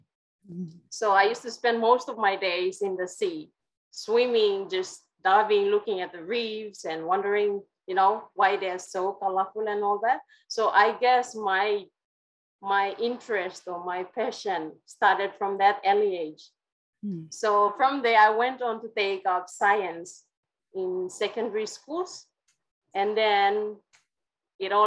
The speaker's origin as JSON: {"language": "English", "town": "Kimbe", "region": "West New Britain", "country": "Papua New Guinea", "tie": "born or raised there", "said": "I come from the New Britain Island in Papua New Guinea, so West New Britain province"}